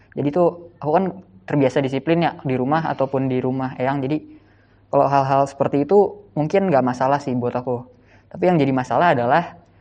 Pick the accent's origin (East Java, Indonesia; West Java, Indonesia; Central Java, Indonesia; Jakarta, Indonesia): West Java, Indonesia; Bogor; moved away as an adult; now in Yogyakarta, Indonesia; aku dari Jawa Barat ya, Bogor